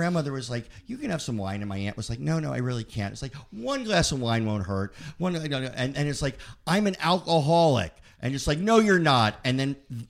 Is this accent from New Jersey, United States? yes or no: yes; New Jersey, United States; moved away as an adult; now in Manhattan Beach, United States; I grew up in Jersey